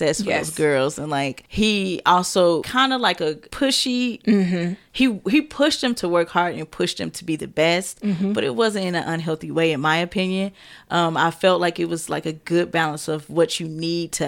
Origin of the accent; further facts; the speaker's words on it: Fort Wayne, Indiana, United States; moved away; that's my hometown, that's where I was born, and we got family up there too